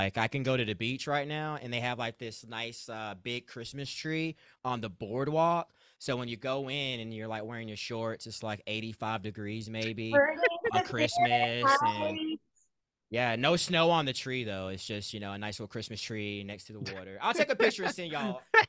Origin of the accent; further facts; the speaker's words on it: North Carolina, United States; also born or lived in San Diego, California; I'm from North Carolina